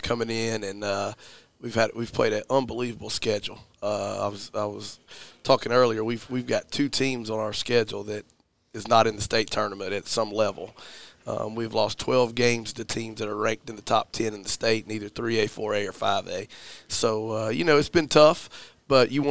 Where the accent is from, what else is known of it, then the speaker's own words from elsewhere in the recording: Commerce, Georgia, United States; moved away as an adult; also born or lived in La Junta, Colorado / Anderson, South Carolina; now in Greenwood, United States; I'm from Commerce, Georgia. I played for my dad in high school